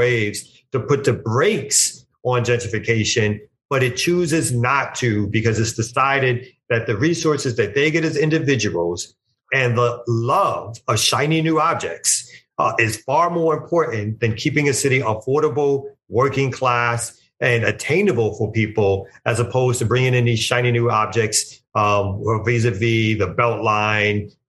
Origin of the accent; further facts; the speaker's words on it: New York City, New York, United States; I'm originally from Brooklyn, New York